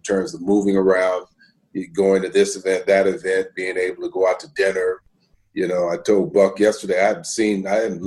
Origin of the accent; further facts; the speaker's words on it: Bay Area, California, United States; moved away; I'm from the Bay Area